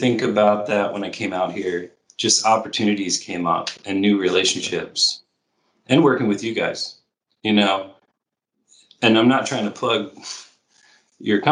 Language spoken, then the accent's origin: English; Baltimore, Maryland, United States; moved away as an adult; now in California, United States; Baltimore is my hometown